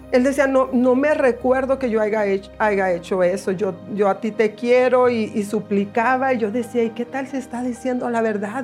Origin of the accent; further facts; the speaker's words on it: Guadalupe, Nuevo León, Mexico; moved away; also born or lived in Monterrey / Houston; Nací aquí en Monterrey, aquí crecí en la ciudad de Guadalupe.